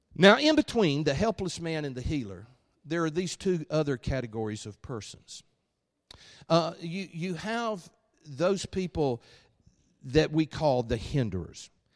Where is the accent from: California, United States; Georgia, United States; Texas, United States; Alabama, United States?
Alabama, United States; accent: Alabama; my Alabama accent